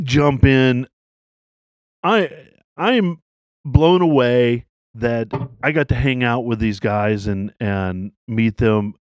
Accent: Tennessee, United States; moved away; I grew up in Tennessee, so I wheeled.

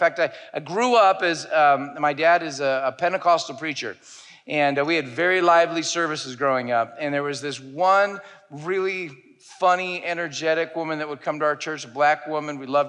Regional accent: Michigan, United States; now in Orlando, United States; I'm originally from Michigan. I've been in Orlando for 13 years

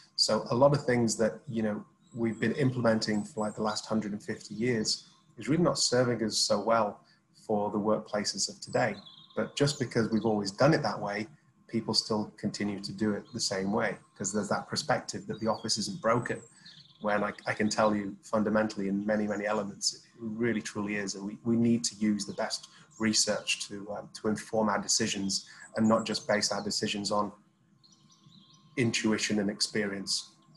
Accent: Sheffield, Yorkshire and the Humber, United Kingdom; I'm from Sheffield

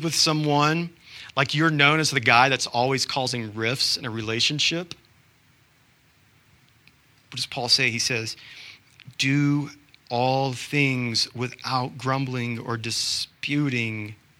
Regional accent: Georgia, United States; now in Utah, United States; I'm from Georgia.

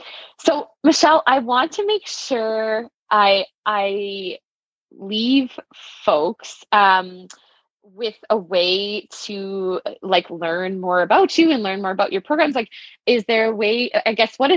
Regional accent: southeastern Saskatchewan, Canada; I actually grew up in southeastern Saskatchewan. I grew up I'm from Mulmart, Saskatchewan

